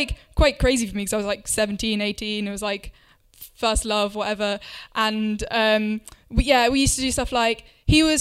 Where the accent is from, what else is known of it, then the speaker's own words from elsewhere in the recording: Winchester, South East England, United Kingdom; my hometown of Winchester